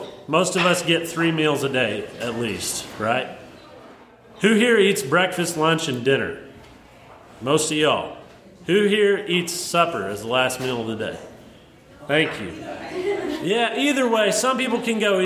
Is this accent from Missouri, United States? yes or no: yes; Southern Missouri, United States; I grew up in Southern Missouri, but it's actually due west of Carbondale by like 3 hours.